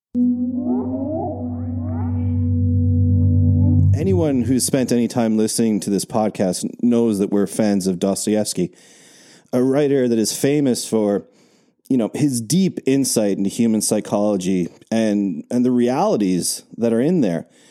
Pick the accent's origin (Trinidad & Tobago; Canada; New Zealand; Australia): Canada; we're Canadian